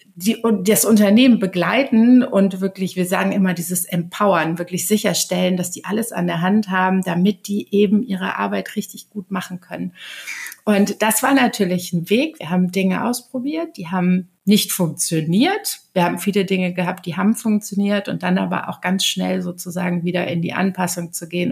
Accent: Aachen, North Rhine-Westphalia, Germany; moved away as an adult; now in Hamburg, Germany; Ich bin vor zehn Jahren nach Hamburg gekommen und komme ursprünglich aus Aachen.

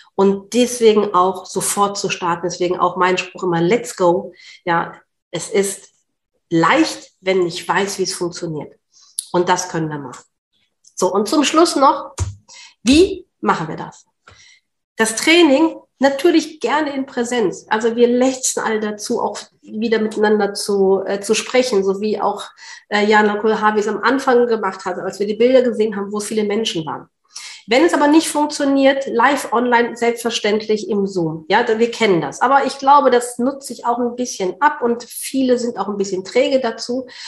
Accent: Berlin, Germany; ich komme aus Berlin

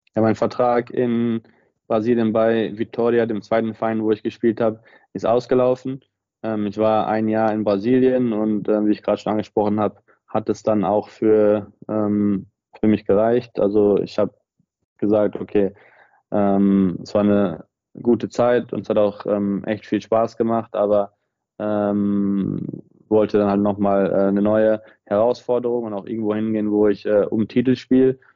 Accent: Germany; moved away as an adult; also born or lived in Brazil; now in Sydney, Australia; Ich war der erste Deutsche, ähm, der in der brasilianischen Liga gespielt hat

